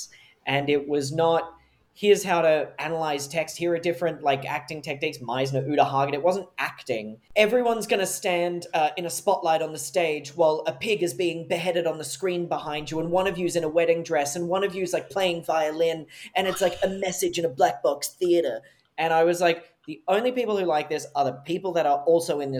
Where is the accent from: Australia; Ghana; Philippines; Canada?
Australia; Wollongong, New South Wales; moved away as an adult; now in United States; This is where I grew up in Wollongong